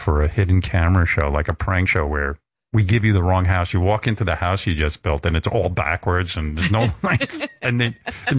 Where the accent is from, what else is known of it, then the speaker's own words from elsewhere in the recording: Roosevelt, New York, United States; When I was growing up in Roosevelt